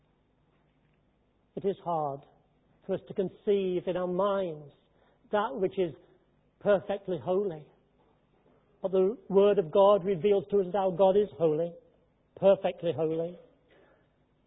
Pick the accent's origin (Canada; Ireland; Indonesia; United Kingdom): United Kingdom; Derby, East Midlands; My hometown is Midlands, in the Midlands, Derby